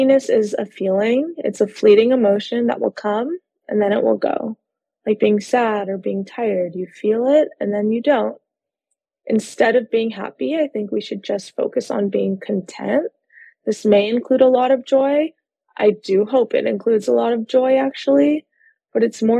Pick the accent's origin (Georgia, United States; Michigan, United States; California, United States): California, United States; Los Angeles; I am a licensed therapist based out of Los Angeles, California. I'm actually from Los Angeles